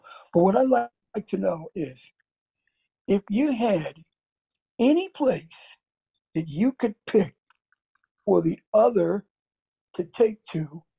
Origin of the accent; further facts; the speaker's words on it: Philadelphia, Pennsylvania, United States; also born or lived in Paterson, New Jersey; I'm from Philadelphia, and it's not far from Perth Amboy, and I remember even when I was in North Jersey in Paterson for a stint